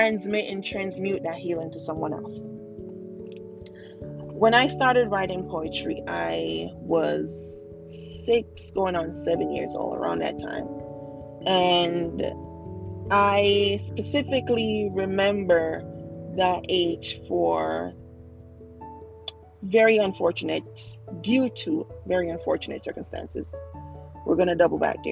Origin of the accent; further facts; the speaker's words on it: Jamaica; being a Jamaican child and having Jamaican parents and growing up in a Jamaican household